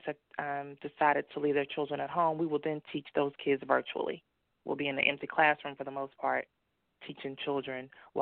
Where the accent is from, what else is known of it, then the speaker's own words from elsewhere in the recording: Dallas, Texas, United States; moved away as an adult; also born or lived in North Carolina; I am from Dallas, and I went to college in North Carolina, where I was there for about 20 years. And once I got my divorce, moved back to Texas